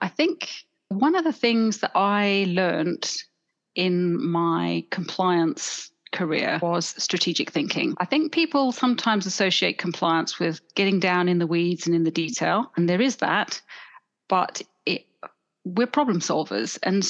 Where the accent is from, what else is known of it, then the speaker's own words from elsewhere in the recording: Johannesburg, Gauteng, South Africa; accent: South African; now in London, United Kingdom; I grew up in South Africa. You may detect a little accent every now and then coming in, but I think I've spent more years living in London now than I ever did in Johannesburg.